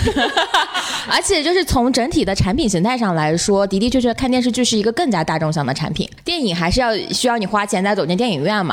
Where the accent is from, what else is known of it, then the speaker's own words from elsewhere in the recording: Hunan, China; 我是湖南人嘛